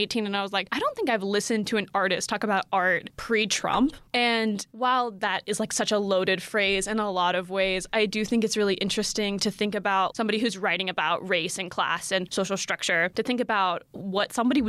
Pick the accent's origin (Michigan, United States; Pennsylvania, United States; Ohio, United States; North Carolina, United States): North Carolina, United States; Asheville; I'm from Asheville, North Carolina